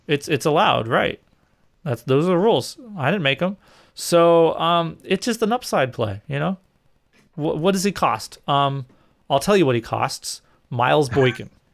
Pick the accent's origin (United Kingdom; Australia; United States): United States; New England; I grew up in New England